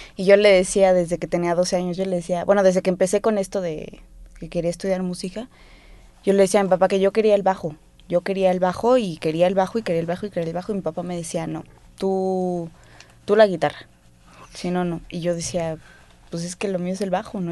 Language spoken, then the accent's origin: Spanish; Mexico City, Mexico; Yo crecí, mis primeros años los, los crecí en Clavería.